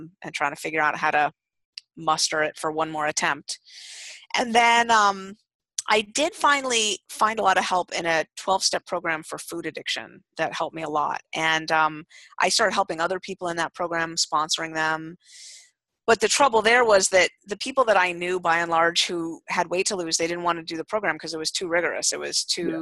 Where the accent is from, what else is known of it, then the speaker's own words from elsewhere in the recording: San Francisco, California, United States; I'm originally from San Francisco